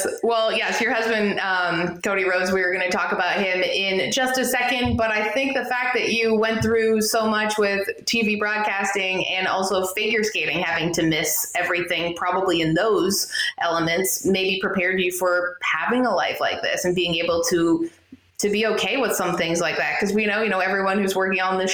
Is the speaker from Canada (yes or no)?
yes; Canada; I'm Canadian.